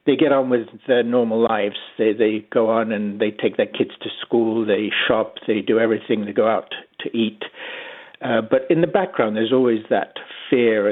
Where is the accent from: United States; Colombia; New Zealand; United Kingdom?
United Kingdom; England; moved away as an adult; now in London, Canada; I grew up in England and moved to Canada 40 years ago.